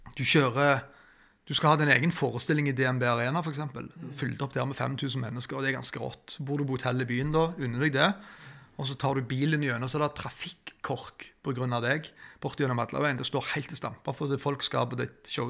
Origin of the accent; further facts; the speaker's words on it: Norway; Vi er jo fra Tjenestvoll